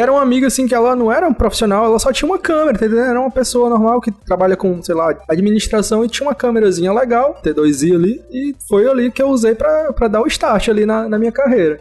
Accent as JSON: {"language": "Portuguese", "region": "interior of Ceará", "country": "Brazil", "moved": "yes", "lives_now": "Fortaleza, Brazil", "said": "eu sou de Fortaleza, eu sou, eu moro em Fortaleza hoje, mas eu não sou de Fortaleza, eu, eu vim de uma cidade pequena, aqui do, do interior do Ceará"}